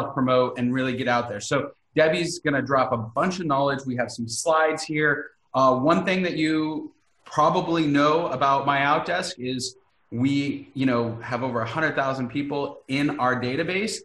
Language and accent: English; California, United States; I'm from California.